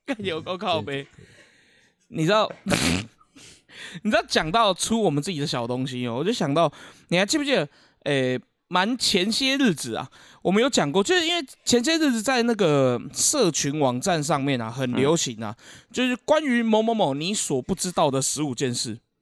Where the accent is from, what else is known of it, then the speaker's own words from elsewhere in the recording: Keelung, Taiwan; 我们基隆这边